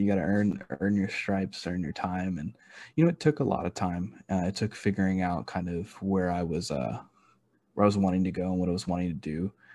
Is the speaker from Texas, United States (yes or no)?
yes; Houston, Texas, United States; moved away as an adult; now in Kentucky, United States; I was born and raised in Houston, and I'm a very proud like Houstonian.